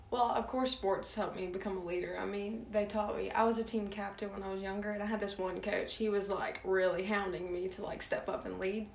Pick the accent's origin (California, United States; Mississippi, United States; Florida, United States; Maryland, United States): Mississippi, United States; Starkville; also born or lived in Sulphur, Louisiana / Lake Charles, Louisiana; I lived there until I was like four or five. So I went to like pre-K there.